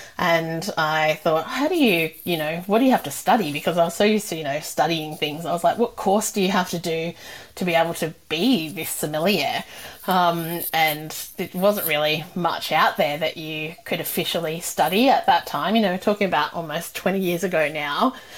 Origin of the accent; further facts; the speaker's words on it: New South Wales, Australia; And I come from the Sutherland Shire, so it was my first time kind of working in a fancy restaurant.